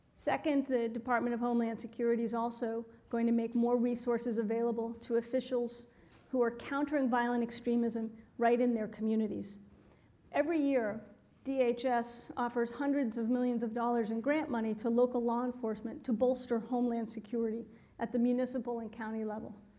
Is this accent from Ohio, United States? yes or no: no; Boston, Massachusetts, United States; moved away; my hometown, our hometown